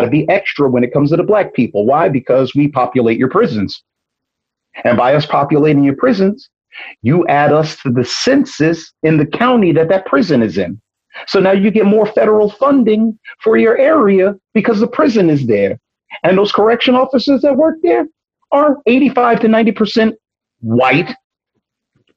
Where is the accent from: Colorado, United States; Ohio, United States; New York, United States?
New York, United States; New York City; I'm from Brooklyn